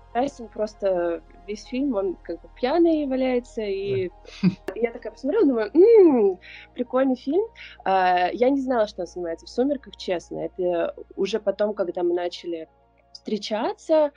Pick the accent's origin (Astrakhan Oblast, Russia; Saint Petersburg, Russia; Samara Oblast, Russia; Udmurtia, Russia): Saint Petersburg, Russia; also born or lived in California; now in Hawaii, United States; я из Петербурга, из семьи, которая очень связана с искусством